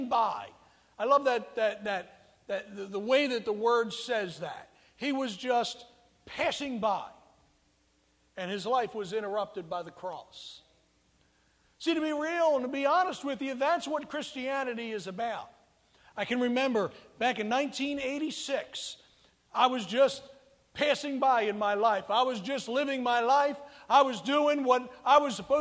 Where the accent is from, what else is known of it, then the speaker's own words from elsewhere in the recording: United States; I'm not born in communist China, but I was born in America